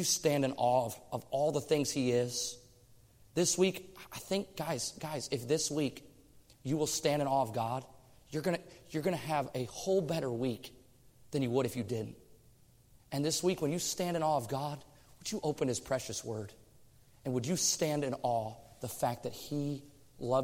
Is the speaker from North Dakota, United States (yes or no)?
no; Michigan, United States; moved away as an adult; now in Oregon, United States; I came from Michigan